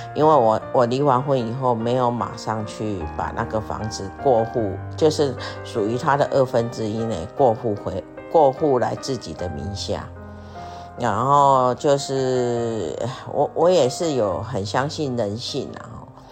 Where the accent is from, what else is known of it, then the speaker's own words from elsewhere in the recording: Taiwan; moved away; 我们台湾人